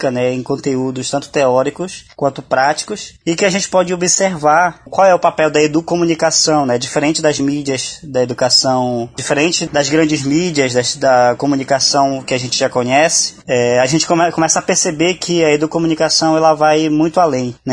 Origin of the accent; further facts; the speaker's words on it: Amazon, Brazil; principalmente nós que somos da Amazônia, temos discutido bastante.